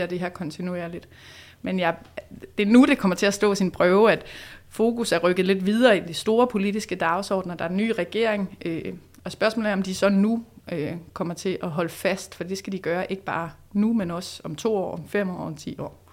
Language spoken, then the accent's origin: Danish; Odense, Southern Denmark, Denmark; Men så er jeg vokset op på Fyn i Odense, ja. så der er jeg born and raised